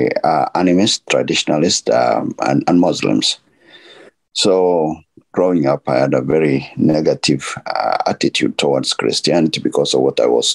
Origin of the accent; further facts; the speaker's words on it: Nairobi, Kenya; I'm from Nairobi, Kenya